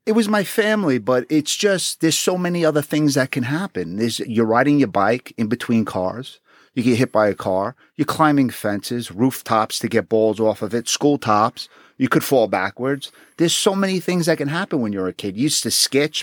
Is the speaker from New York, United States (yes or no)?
yes; New York City, New York, United States; I was born and raised in Queens.